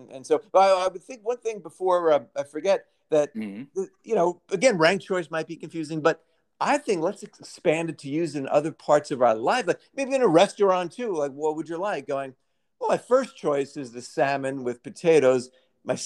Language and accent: English; New York City, New York, United States; Growing up in Brooklyn